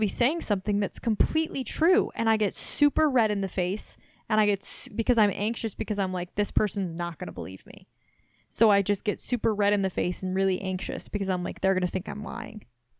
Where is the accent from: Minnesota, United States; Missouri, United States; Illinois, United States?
Missouri, United States; moved away; also born or lived in Massachusetts; I'm from Missouri, but I've actually lived all over Massachusetts.